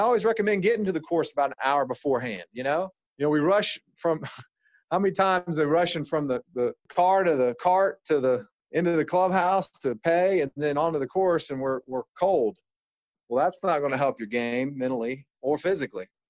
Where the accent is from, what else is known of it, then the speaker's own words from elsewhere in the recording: Ohio, United States; I come from Ohio, which is a, you know, medically mindset state